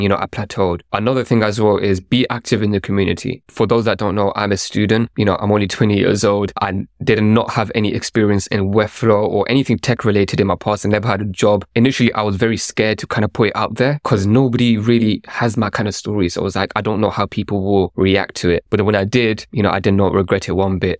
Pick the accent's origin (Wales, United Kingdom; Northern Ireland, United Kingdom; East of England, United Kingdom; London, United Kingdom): London, United Kingdom; I grew up in London